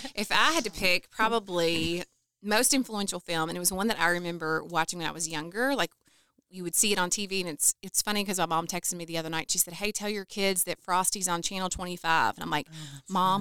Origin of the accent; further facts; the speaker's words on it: Calhoun, Kentucky, United States; moved away as an adult; now in Owensboro, United States; I grew up in Calhoun, so both of us originally from McLean County.